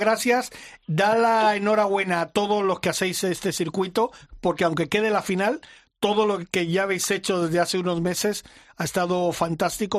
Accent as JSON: {"language": "Spanish", "area": "Mallorca", "region": "Balearic Islands", "country": "Spain", "tie": "born or raised there", "moved": "yes", "said": "en mi tierra, Mallorca, porque allí vive toda mi familia y tal, y yo he crecido ahí desde muy pequeñito, con seis años llegué a la isla"}